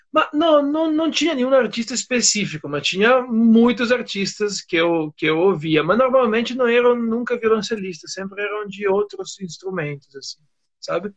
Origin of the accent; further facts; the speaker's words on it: Aosta Valley, Italy; Portuguese is a second language; moved away as an adult; now in Brazil; Eu sou do norte da Itália, na região chamada Vale da Osta que é perto de, perto de Turim